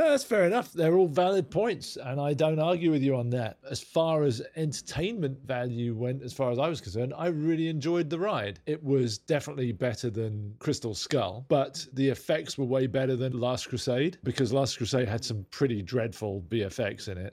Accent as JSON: {"language": "English", "region": "London", "country": "United Kingdom", "tie": "born or raised there", "moved": "as an adult", "lives_now": "Los Angeles, United States", "said": "We're two Brits who grew up in North London"}